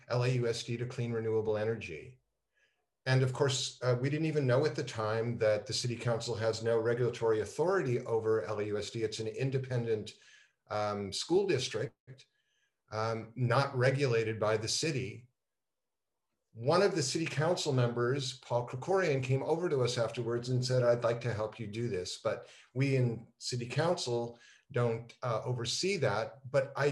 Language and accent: English; Montreal, Quebec, Canada; moved away as an adult; also born or lived in Toronto, Canada; now in Los Angeles, United States; growing up in Montreal, the 11th commandment is thou shalt play hockey